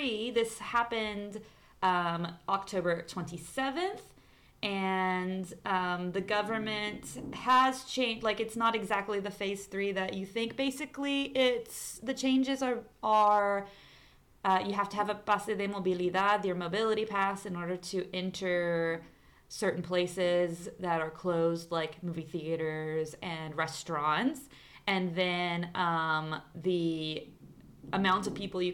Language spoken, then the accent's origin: English; Arkansas, United States; born or raised there; moved away as an adult; now in Santiago, Chile